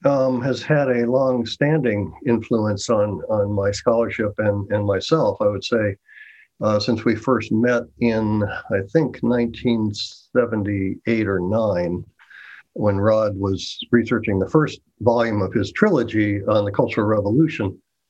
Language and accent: English; United States; moved away as an adult; now in United Kingdom; as an American